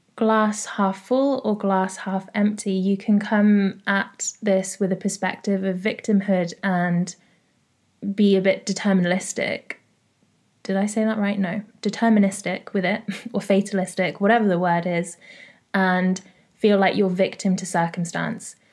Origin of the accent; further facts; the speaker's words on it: London, United Kingdom; I'm from North London